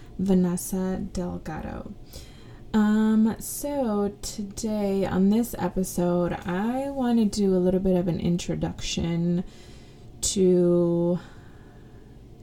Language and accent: English; Rockford, Illinois, United States; I was born in Rockford, Illinois